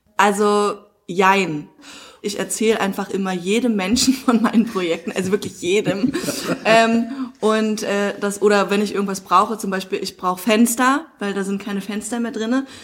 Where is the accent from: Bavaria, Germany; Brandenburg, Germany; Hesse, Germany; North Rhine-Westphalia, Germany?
Brandenburg, Germany; Dahnsdorf; moved away as an adult; also born or lived in Munich / Hamburg; ich bin ja hier aufgewachsen in dem Dorf